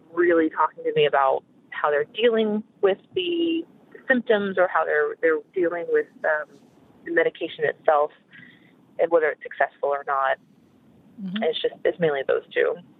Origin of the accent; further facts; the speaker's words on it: Oklahoma, United States; now in Texas, United States; I was raised in Oklahoma, which is the state above Texas